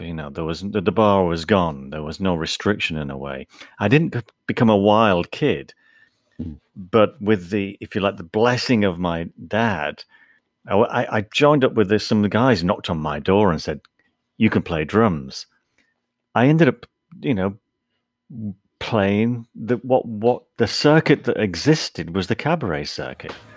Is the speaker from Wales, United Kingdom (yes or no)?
no; St Helens, North West England, United Kingdom; I grew up in St Helens. It's halfway between Liverpool and Manchester, in the northwest of England